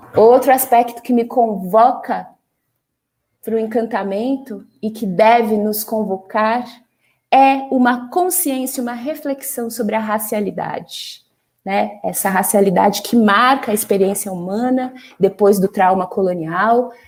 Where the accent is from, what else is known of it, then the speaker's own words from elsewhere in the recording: São Paulo, Brazil; como paulistana